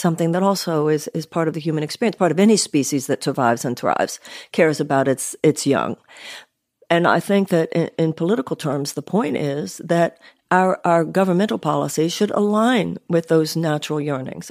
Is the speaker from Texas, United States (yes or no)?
yes; Houston, Texas, United States; I grew up in Houston, Texas, upper middle class home.